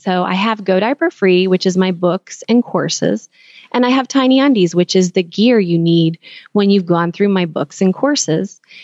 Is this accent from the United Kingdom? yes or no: no; Texas, United States; moved away; also born or lived in California; growing up in Texas